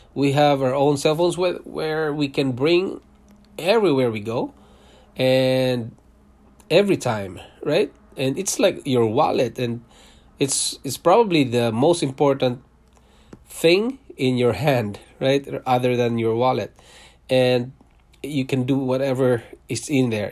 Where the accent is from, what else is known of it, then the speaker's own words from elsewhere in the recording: Philippines; moved away as an adult; also born or lived in Singapore; now in Canada; I was born in Philippines. I'm a Filipino, and I worked in Singapore for five years, leaving my family behind in Philippines